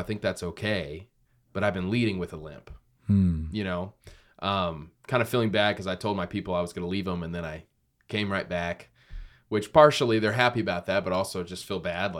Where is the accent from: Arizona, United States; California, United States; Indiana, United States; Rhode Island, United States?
Arizona, United States; Queen Creek; where I was raised in Queen Creek.